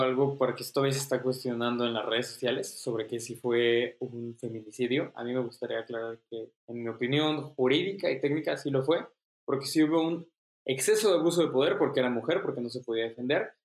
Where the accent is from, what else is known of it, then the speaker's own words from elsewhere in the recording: Mexico; somos mexicanos, clase media